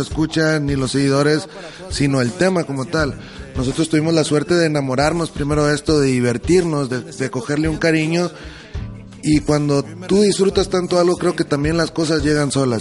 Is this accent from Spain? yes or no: no; Hermosillo, Sonora, Mexico; now in Guadalajara, Mexico; yo que vengo de Hermosillo, Sonora, donde hay menos de un millón de habitantes